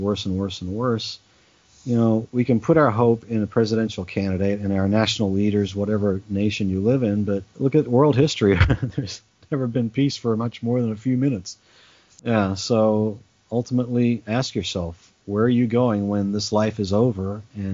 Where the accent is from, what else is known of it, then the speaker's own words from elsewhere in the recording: Australia; moved away; also born or lived in England; So I was born in England. I grew up in Australia